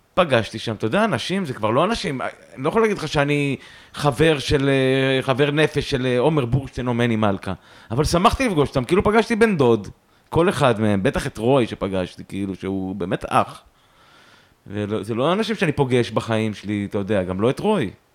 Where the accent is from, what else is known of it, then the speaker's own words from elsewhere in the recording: Yehud-Monosson, Central District, Israel; also born or lived in Haifa; now in Tel Aviv, Israel; נולדתי בחיפה, ומגיל שנתיים אני גר, גרתי במונוסון, במונוסון. אה, ביהוד. אה, ומגיל 20 אני בתל אביב